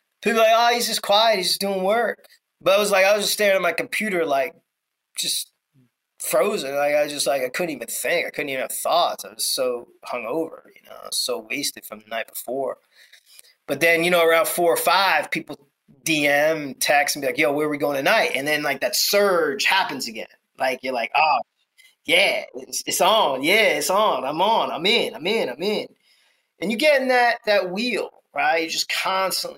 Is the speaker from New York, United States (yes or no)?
yes; New York, United States; I grew up in New York